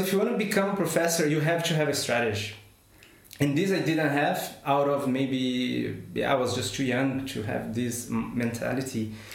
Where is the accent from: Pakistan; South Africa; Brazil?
Brazil; English is a second language; moved away as an adult; also born or lived in São Paulo, Brazil / Madrid, Spain / Munich, Germany / Shanghai, China; now in Hanover, Germany; I am a scientist by formation, and I come from Brazil